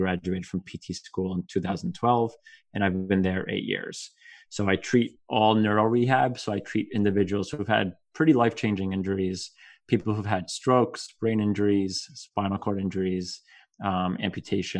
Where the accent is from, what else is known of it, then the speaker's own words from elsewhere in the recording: New Jersey, United States; I was born and raised in New Jersey, true Jersey boy at heart.